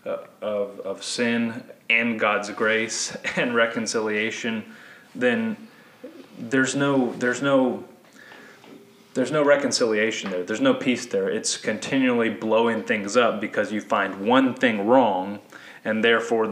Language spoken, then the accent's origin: English; United States; we as American Christians